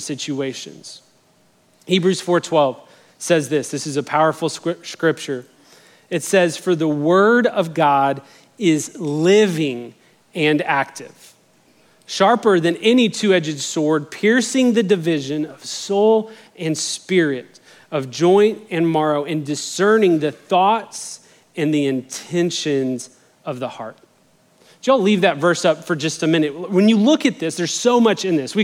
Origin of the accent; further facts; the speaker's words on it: Albuquerque, New Mexico, United States; now in Texas, United States; I grew up in Albuquerque, New Mexico, but my mom is from Texas